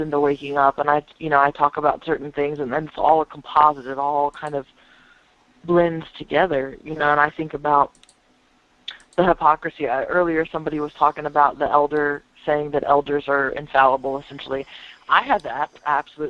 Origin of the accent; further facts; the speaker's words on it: United States; I'm American here in the States